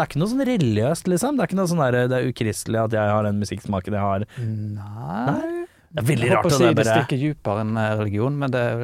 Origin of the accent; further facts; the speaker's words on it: Haugesund, Rogaland, Norway; moved away as an adult; now in Oslo, Norway; Opprinnelig fra Haugesund